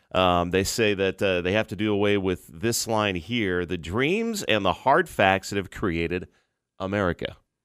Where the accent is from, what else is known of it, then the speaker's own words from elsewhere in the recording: Orange County, California, United States; moved away; I grew up near Disneyland.